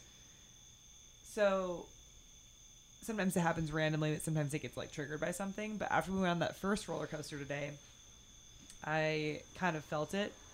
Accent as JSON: {"language": "English", "area": "near the Bay Area", "region": "California", "country": "United States", "tie": "born or raised there", "said": "I grew up riding roller coasters because I grew up near the Bay Area in California"}